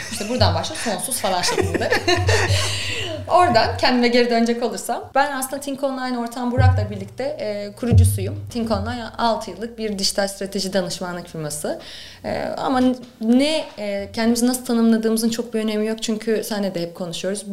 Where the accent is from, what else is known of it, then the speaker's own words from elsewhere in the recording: Ankara, Turkey; moved away as an adult; also born or lived in Istanbul; ben Ankara'lıyım aslında. E, Ankara'da okurken e, derdim ki ben yani Ankara'dan gitmeyeceğim.